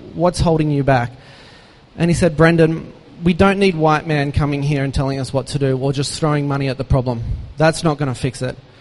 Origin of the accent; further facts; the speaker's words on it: Australia; moved away; an Aussie growing up with uh, one brother, one sister, mum and dad